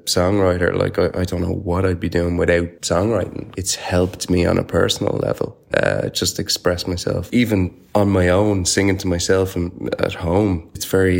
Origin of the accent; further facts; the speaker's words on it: Ireland; we are Irish